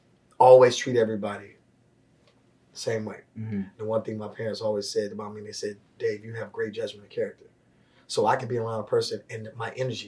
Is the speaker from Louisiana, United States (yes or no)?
no; West Chester, Pennsylvania, United States; born there; also born or lived in St. Paul, Minnesota / San Francisco; I was born in Westchester, Pennsylvania.